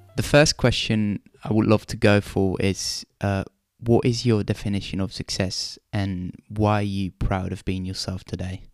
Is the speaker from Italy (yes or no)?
yes; Italy; moved away; I'm from Italy